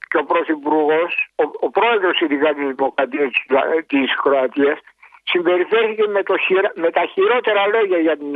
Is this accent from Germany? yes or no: no; Istanbul, Turkey; now in Greece; εγώ είμαι από την Κωνσταντινούπολη